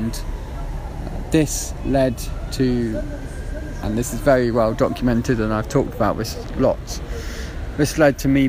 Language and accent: English; Worcestershire, West Midlands, United Kingdom; moved away as an adult; also born or lived in Putney, London; now in Turkey; I was born in Worcestershire in the West Midlands in the UK in 1990, and I had a fairly chaotic upbringing